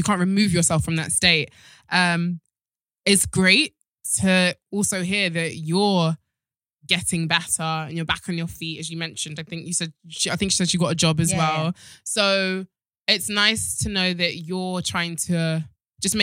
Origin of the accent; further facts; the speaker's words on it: Nigeria; I'm Nigerian